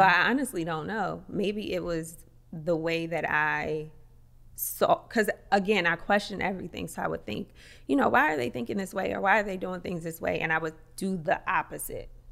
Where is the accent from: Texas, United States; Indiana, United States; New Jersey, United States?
New Jersey, United States; Atlantic City; moved away; also born or lived in Paris; I'm from Atlantic City